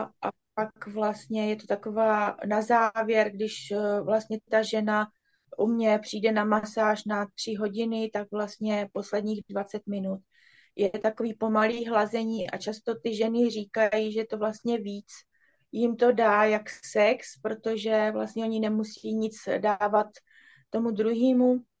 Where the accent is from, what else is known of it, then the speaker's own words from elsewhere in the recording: Brno, South Moravian Region, Czechia; jsem z Brna a jsem tantrická masérka